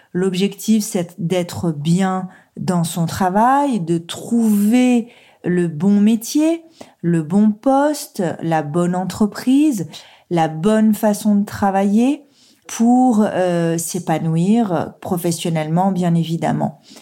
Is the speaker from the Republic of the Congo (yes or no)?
no; Saône-et-Loire, Bourgogne-Franche-Comté, France; moved away as an adult; also born or lived in Lyon; je suis originaire du département de la Saône-et-Loire